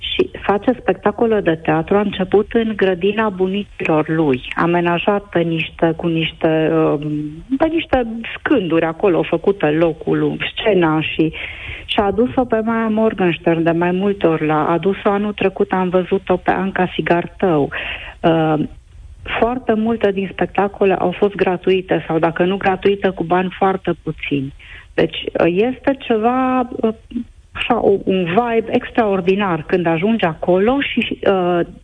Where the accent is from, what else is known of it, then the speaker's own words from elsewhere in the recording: Zalău, Sălaj County, Romania; eu vă sunt din Zalău